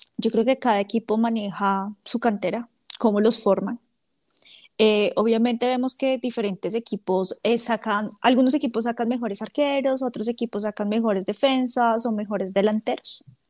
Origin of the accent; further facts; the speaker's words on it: Bogotá, Colombia; yo soy de Bogotá